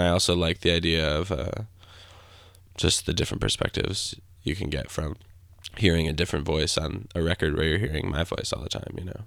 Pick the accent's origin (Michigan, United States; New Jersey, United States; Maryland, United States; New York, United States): Michigan, United States; Grand Rapids; I grew up in Grand Rapids, Michigan.